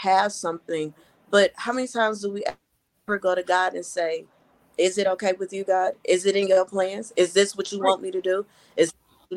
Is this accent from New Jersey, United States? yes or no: no; Madison, Mississippi, United States; now in Michigan, United States; I was raised in Madison, Mississippi, outside of Jackson, Mississippi